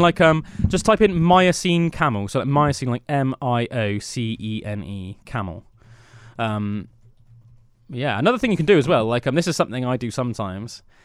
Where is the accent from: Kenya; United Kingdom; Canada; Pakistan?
United Kingdom; growing up in Britain